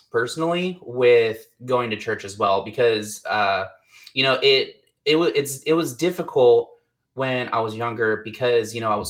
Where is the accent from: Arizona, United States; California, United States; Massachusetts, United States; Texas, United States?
Texas, United States; I grew up with my mom, dad, and sister. We were a very, very, very strong Christian family. Like, I'm from Texas, Southern Baptist.